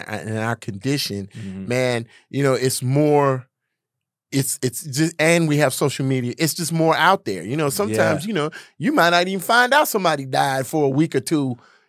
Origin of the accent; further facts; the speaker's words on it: Gary, Indiana, United States; moved away; also born or lived in Washington, D.C.; I'm from Gary, Indiana.